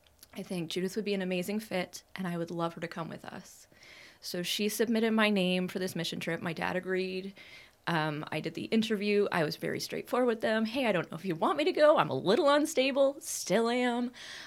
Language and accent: English; Montreal, Quebec, Canada; also born or lived in Prairies, Canada / Ontario, Canada; So I grew up in Canada, but I grew up everywhere in Canada. I was born out on the prairies. I only lived there for a short time. We moved to small town Ontario and small town Ontario and small town Ontario, and then we moved to Montreal area.